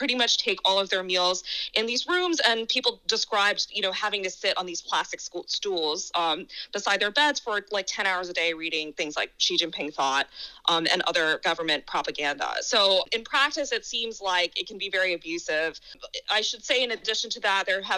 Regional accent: United States; I'm an American

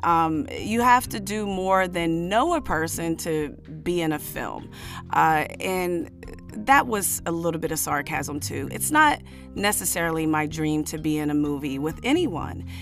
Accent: United States; I am an American black woman, an American descendant of slaves

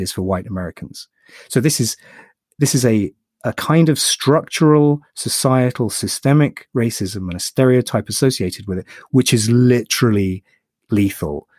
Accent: United Kingdom; I'm British

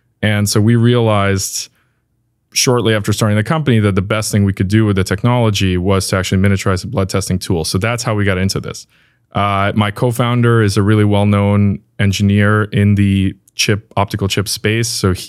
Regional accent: New York, United States; So I've kind of lived around different places because of this. I'm originally from New York.

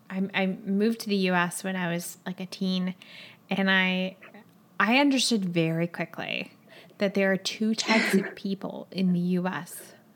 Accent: Chile; English is a second language; I'm from Chile, and Christmas is in the middle. It's like in the beginning of summer here.

